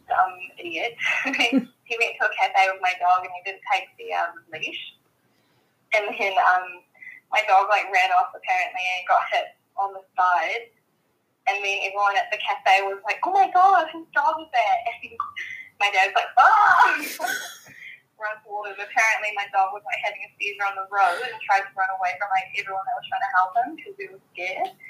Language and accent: English; New Zealand; now in Melbourne, Australia; because we grew up in New Zealand